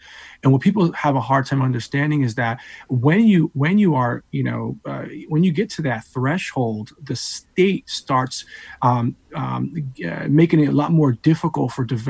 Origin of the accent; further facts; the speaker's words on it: New London, Connecticut, United States; I'm a New London product, by the way, so born and raised in New London.